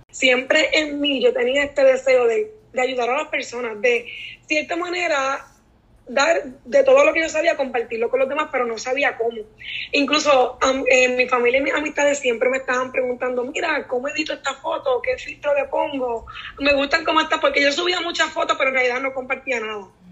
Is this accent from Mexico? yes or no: no; Naranjito, Puerto Rico; soy de Naranjito y soy maestra